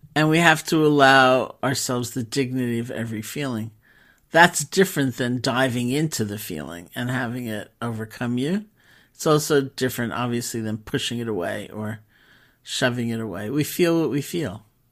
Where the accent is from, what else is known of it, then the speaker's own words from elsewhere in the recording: New York City, New York, United States; also born or lived in Barre, Massachusetts; as a New Yorker